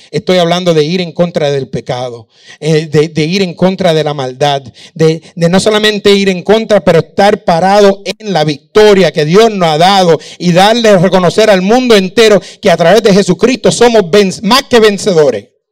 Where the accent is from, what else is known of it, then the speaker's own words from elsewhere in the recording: Puerto Rico; moved away as an adult; also born or lived in Virginia, United States; now in Dominican Republic; Me, fui de Puerto Rico eh, y terminé en Virginia.